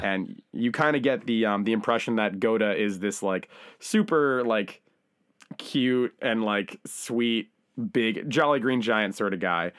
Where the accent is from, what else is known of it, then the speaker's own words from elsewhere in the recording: United States; now in Japan; I'm an American guy